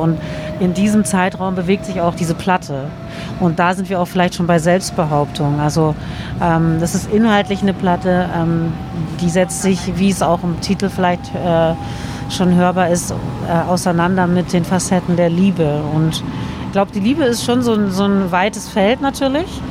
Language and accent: German; Berlin, Germany; in Berlin bzw. Kreuzberg, da wo ich aufwuchs